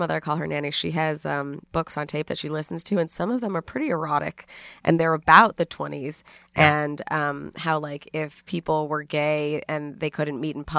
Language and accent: English; New York City, New York, United States; No, uptown. Upper East Side, yeah.